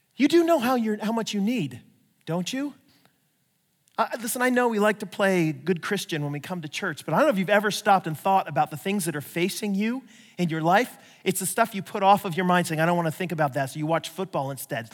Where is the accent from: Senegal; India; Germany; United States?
United States; I'm acting like the typical American